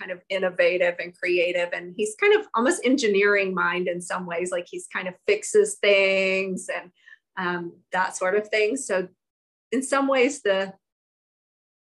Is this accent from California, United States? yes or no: no; South Georgia, United States; moved away as an adult; also born or lived in Durham, North Carolina; I grew up in South Georgia